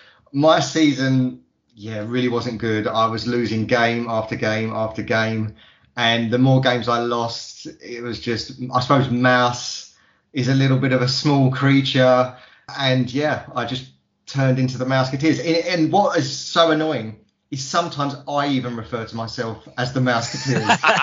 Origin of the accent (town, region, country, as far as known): East of England, United Kingdom